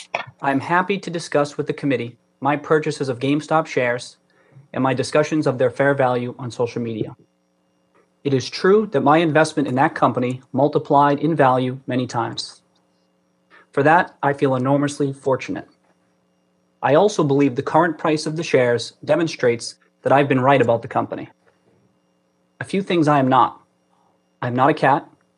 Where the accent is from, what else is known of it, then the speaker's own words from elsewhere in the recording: Brockton, Massachusetts, United States; I grew up in Brockton, Massachusetts. My family was not wealthy.